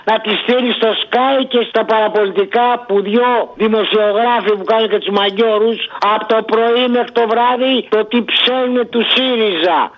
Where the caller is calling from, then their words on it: Thessaloniki, Central Macedonia, Greece; είμαι από Θεσσαλονίκη.